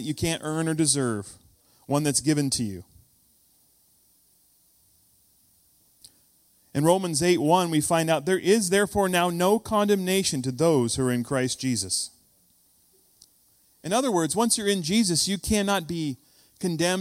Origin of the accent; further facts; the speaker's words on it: United States; When you hear me say foyer instead of foyer, you know I'm from the States